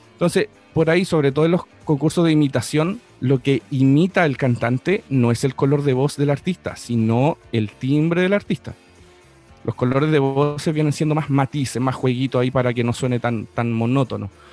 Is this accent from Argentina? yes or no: yes; Buenos Aires, Argentina; now in Chile; en Chile, pero crecí en, Argentina, en Buenos Aires